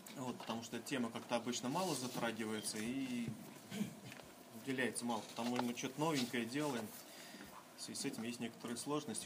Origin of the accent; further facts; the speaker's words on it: Kaliningrad, Kaliningrad Oblast, Russia; Я из Калининграда